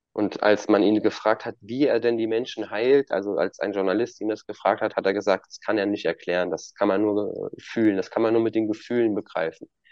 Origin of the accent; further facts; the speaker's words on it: Germany; bei uns in Deutschland